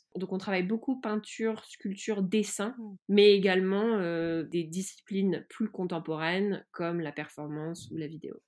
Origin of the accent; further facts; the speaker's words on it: France; j'ai grandi en France